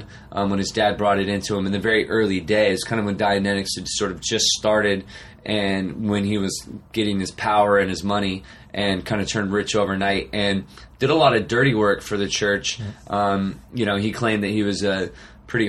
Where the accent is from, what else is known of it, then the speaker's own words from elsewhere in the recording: Arcata, California, United States; also born or lived in Eureka, California; I grew up in Humboldt County, so I was born in Eureka, California. Okay. So up way north, Eureka, Arcata is where I grew up.